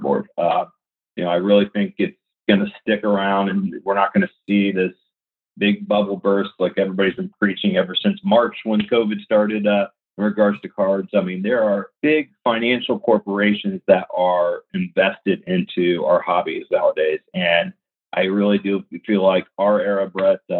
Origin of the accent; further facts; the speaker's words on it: Indiana, United States; I'm from the Hoosier State